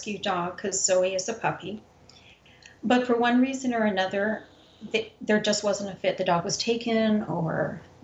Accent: Canada; moved away; I'm originally from Canada

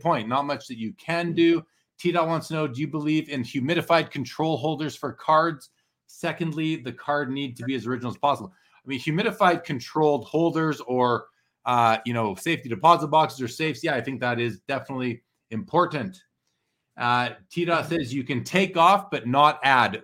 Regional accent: Canada; I'm Canadian

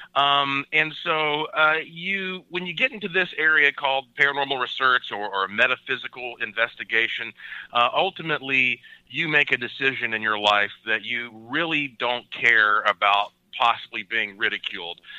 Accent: Asheville, North Carolina, United States; I was born and raised in Asheville, North Carolina, the heart of the oldest mountains in North America.

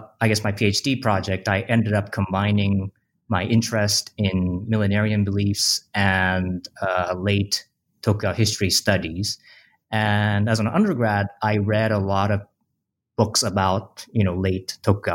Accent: Japan; I grew up in Japan in the 90s.

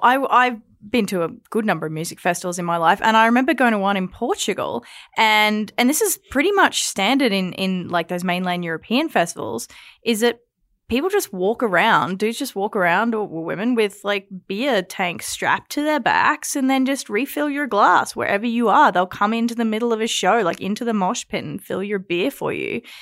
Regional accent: Australia; now in Alberta, Canada; as an Australian

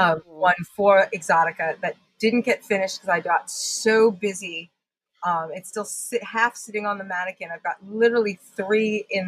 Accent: Long Island, New York, United States; accent: mix of Long Island and British; So it's interesting because my accent is this interesting mix of growing up on Long Island and enforcement with my British grandmother.

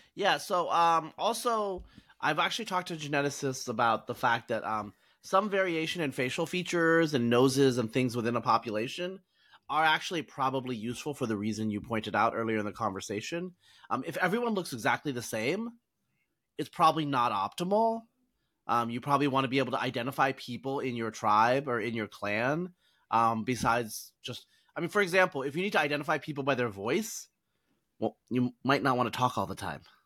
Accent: Oregon, United States; I grew up in Oregon

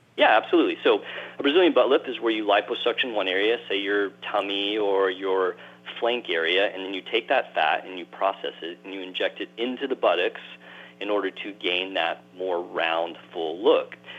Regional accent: Texas, United States; I grew up in Texas

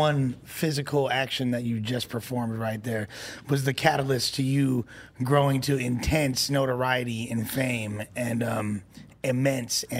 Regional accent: Los Angeles, California, United States; Me growing up in West

